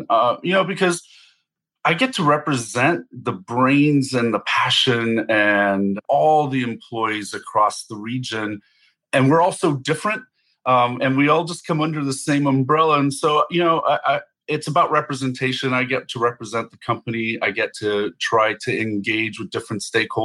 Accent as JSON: {"language": "English", "region": "New Mexico", "country": "United States", "tie": "born or raised there", "moved": "yes", "said": "I grew up in New Mexico from a small little town along the Rio Grande"}